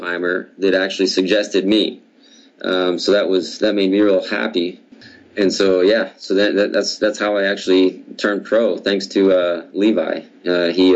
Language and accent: English; United States; two of us Americans